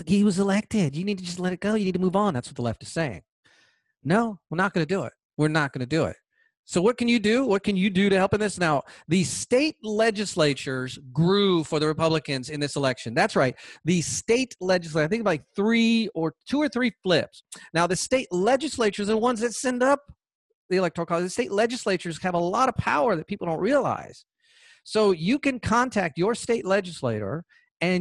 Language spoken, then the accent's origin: English; United States; We are American citizens